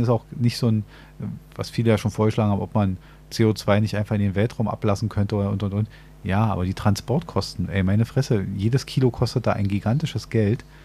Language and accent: German; Berlin, Germany; als Berliner wissen wir das sehr genau